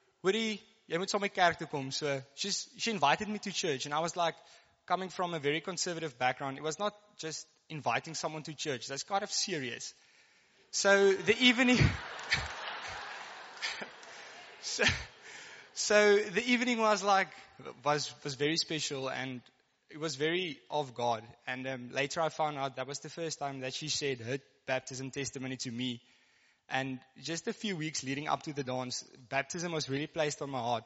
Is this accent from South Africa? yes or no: yes; Karoo, South Africa; first language Afrikaans; English is a second language; I come from the Karoo, so I guess I'm like Afrikaans. So, if the English get a bit stuck, just bear with me.